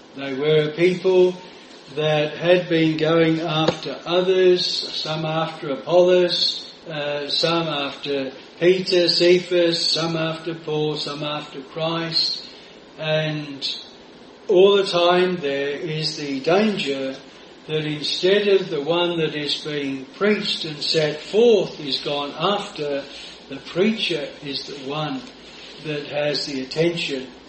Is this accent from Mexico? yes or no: no; Australia; moved away; over in Australia. I used to uh, go on the Saturday and went back to my hometown, which we were brought up 10 miles from where I was then living